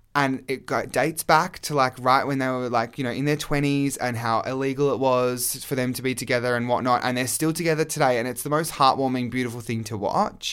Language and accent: English; Australia; I was gay male from Australia